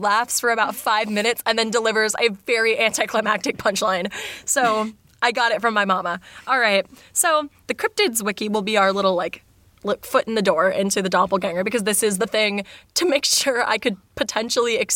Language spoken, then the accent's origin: English; United States; I'm an American